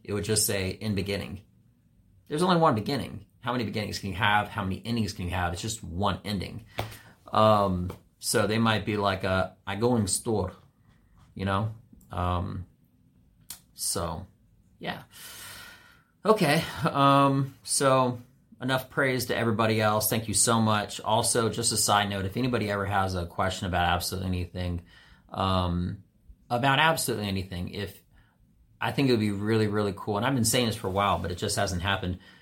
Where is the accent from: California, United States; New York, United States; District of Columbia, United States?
District of Columbia, United States; Washington; a white guy who primarily had only black friends, always, uh, from D C.